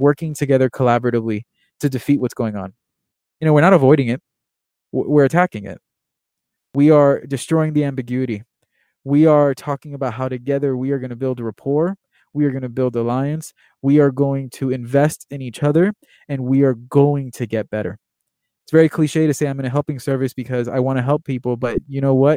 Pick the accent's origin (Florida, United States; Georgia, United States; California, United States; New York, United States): Florida, United States; Miami; I'm Cuban American. I was born in Miami, Florida, born and raised, really